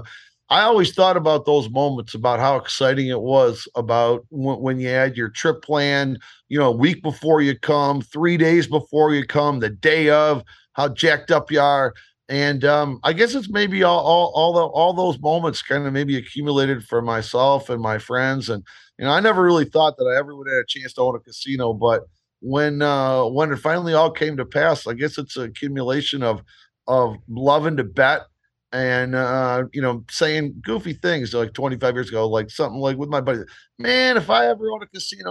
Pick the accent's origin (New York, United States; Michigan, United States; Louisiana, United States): Michigan, United States; Detroit; I grew up in Detroit, but I've been coming to Vegas since the 80s.